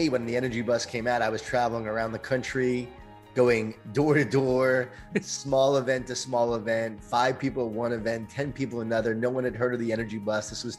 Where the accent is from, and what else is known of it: Long Island, New York, United States; born or raised there